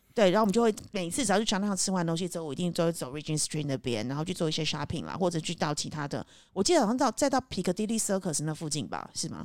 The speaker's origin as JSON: {"language": "Chinese", "country": "Taiwan", "tie": "born or raised there", "also_born_or_lived": "United Kingdom / Cambodia", "moved": "yes", "said": "因为我以前小时候在台湾的时候"}